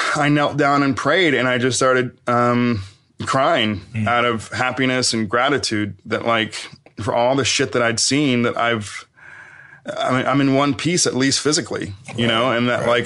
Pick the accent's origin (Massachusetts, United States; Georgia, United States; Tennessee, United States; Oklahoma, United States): Tennessee, United States; Knoxville; I'm from Knoxville, Tennessee